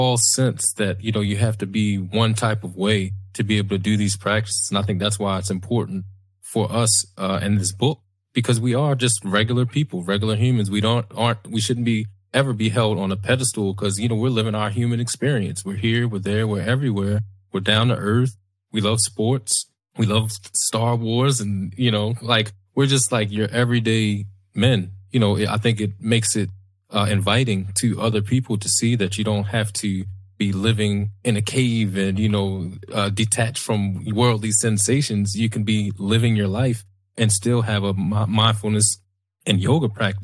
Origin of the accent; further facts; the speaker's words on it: Baltimore, Maryland, United States; we grew up in West Baltimore, lived in West Baltimore, dangerous place